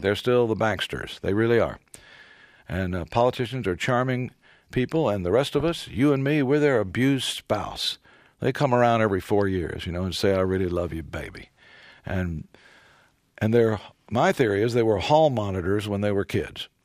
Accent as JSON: {"language": "English", "region": "Texas", "country": "United States", "said": "I'm often called the only good thing that ever came out of Texas"}